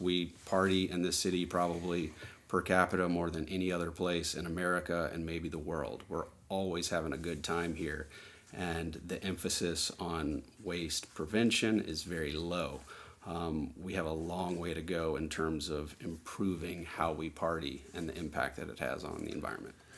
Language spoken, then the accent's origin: English; New Orleans, Louisiana, United States; I'm born and raised in New Orleans.